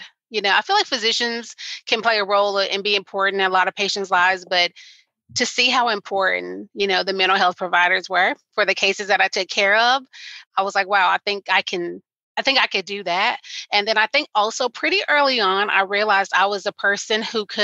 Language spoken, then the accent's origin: English; Arkansas, United States; in my state, I'm from Arkansas, it's a pretty rural state